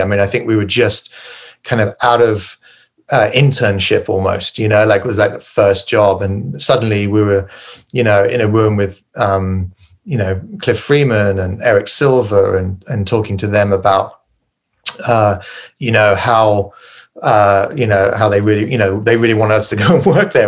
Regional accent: Farnborough, South East England, United Kingdom; also born or lived in West Sussex; I grew up in uh, England in a village called Farnborough Village uh, in Kent, which is a county south of London

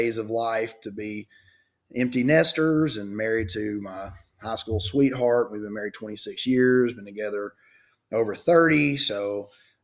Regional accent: Cabot, Arkansas, United States; in Cabot, my hometown. 46 years old, been here my whole life

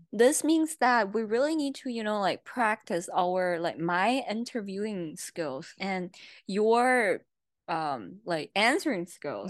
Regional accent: China; English is a second language; now in United States; I came all the way from China

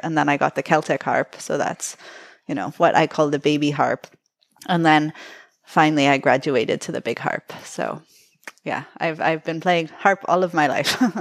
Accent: Toronto, Ontario, Canada; I was born in Toronto

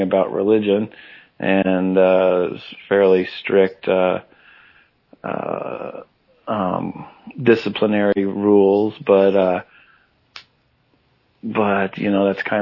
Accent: Kansas, United States; I grew up in Kansas

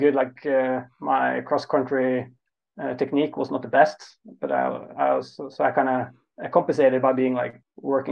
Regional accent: Oslo, Norway; also born or lived in Trondheim; I'm from Oslo. So I'm born and raised in the capital.

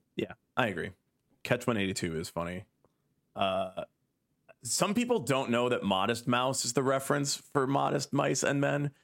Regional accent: United States; I am happy to do my part as an American

